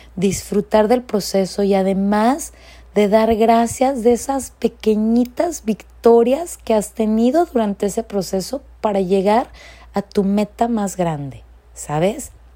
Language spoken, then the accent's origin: Spanish; Mexico; moved away as an adult; now in California, United States; yo como inmigrante y soy de México, este, estoy viviendo por más de 20 años aquí en los Estados Unidos, en California